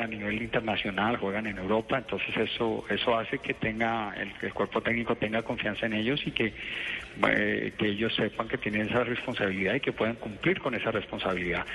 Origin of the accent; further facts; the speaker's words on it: Colombia; como colombianos